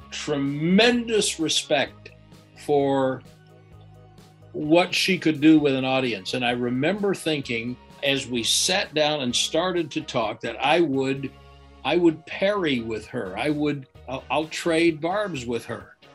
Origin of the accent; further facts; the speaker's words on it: Chicago, Illinois, United States; when I was growing up in Chicago, they did radio shows in the in the evening where they would have the sports stars on the radio